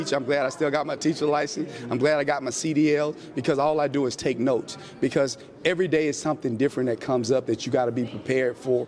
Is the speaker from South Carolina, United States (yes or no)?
no; Southeast Arkansas, United States; moved away as an adult; also born or lived in Kentucky / Florida; I'm from Southeast Arkansas, and it's home to me